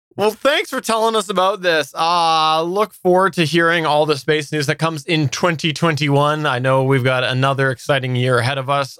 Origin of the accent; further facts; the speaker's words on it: Canada; as a Canadian